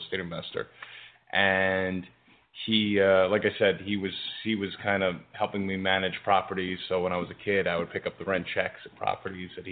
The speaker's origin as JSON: {"language": "English", "town": "New York City", "region": "New York", "country": "United States", "tie": "born or raised there", "also_born_or_lived": "Gravesend, Brooklyn", "said": "I was raised here. When I was about 6 years old, we moved from Gravesend, and we moved right to the Rockaways, and I've lived in the same house ever since"}